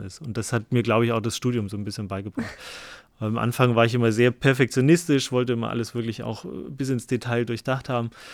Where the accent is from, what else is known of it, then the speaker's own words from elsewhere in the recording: Vogtland, Saxony, Germany; moved away; ich komme ursprünglich aus dem Vogtland